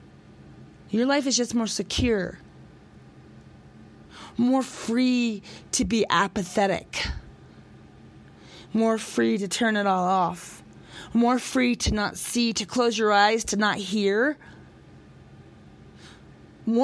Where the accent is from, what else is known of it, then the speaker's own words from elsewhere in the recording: United States; I'm an American boy